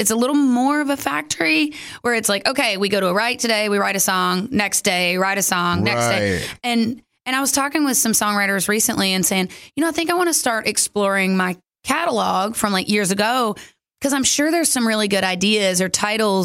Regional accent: Kentucky, United States; moved away; I'm from Kentucky

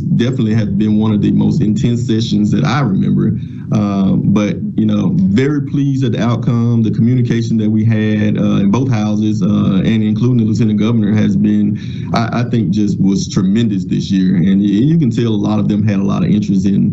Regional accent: Glen Allen, Mississippi, United States; I'm from the Mississippi Delta, born and raised, so I've been here all my life

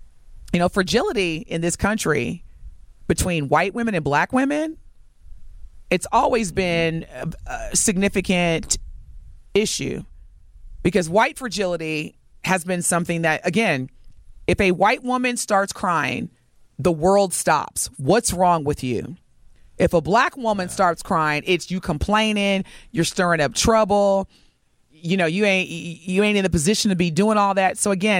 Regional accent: Midwest, United States; The Midwest, we never get the love that we deserve.

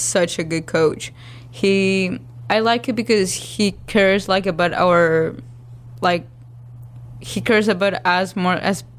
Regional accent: Valle del Cauca, Colombia; now in Hattiesburg, United States; I was playing with Selección Valle. That's my hometown team.

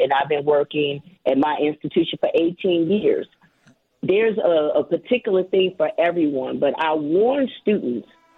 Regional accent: Chicago, Illinois, United States; moved away as an adult; also born or lived in Jackson, Mississippi; growing up in Chicago, going from Inglewood to Beverly

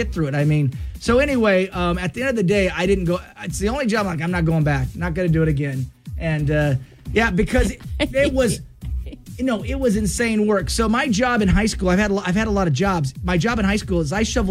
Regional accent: Clarkston, United States; my hometown is Clarkston

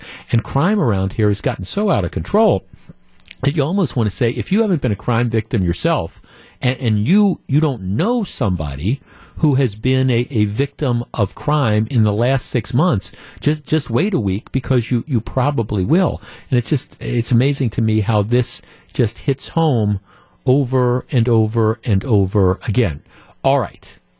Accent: Illinois, United States; I'm from the Chicago suburbs. I'm a female.

